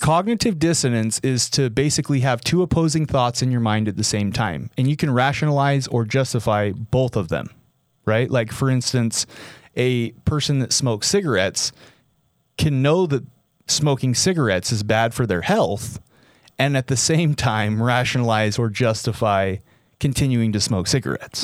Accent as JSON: {"language": "English", "region": "Utah", "country": "United States", "tie": "born or raised there", "said": "my hometown, my home state"}